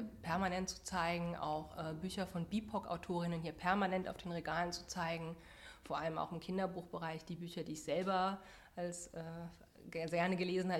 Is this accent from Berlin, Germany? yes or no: no; Saarland, Germany; moved away as an adult; now in Halle, Germany; bin im Saarland aufgewachsen, habe dort Danny äh, kennengelernt und ja, irgendwann dann mit meinem Ehemann hier nach Halle gezogen